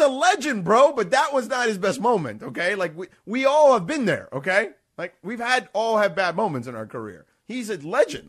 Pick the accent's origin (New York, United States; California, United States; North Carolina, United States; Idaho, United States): California, United States; Los Angeles; "Where are you from?" And I said, "Oh, um, Los Angeles."